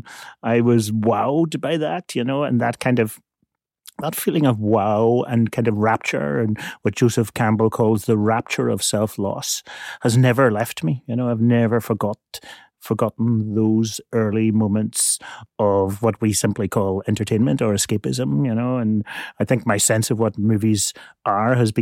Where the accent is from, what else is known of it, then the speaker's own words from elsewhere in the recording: Belfast, Northern Ireland, United Kingdom; I grew up in Belfast in Northern Ireland